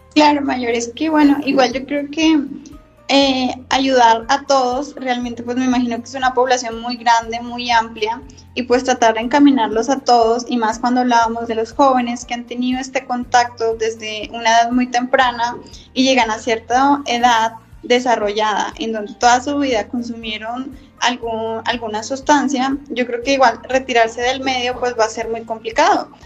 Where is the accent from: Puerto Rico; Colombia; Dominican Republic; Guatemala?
Colombia; now in Mexico; yo también soy colombiana, entonces, de acuerdo a mi experiencia, a mi estadía aquí en México